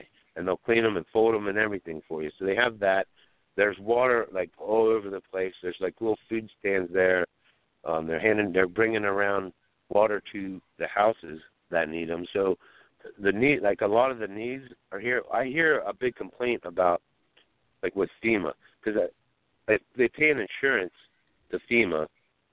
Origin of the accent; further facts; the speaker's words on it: Pennsylvania, United States; I'm from Pennsylvania. I'm in West Virginia.